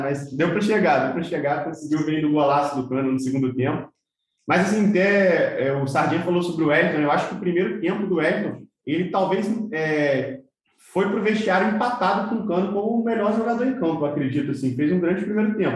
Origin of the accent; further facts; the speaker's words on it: Volta Redonda, Rio de Janeiro, Brazil; moved away; eu sou de Volta Redonda, minha família é Volta Redonda